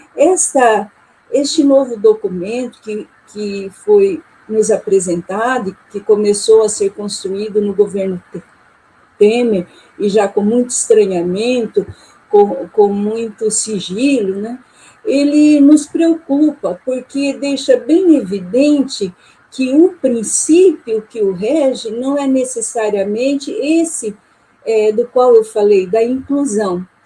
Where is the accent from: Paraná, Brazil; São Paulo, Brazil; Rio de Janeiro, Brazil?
Paraná, Brazil; Maringá; also born or lived in Porto Velho, Rondônia; sou de Maringá, Paraná e também tenho atuado em Porto Velho, Rondônia, como professora é, visitante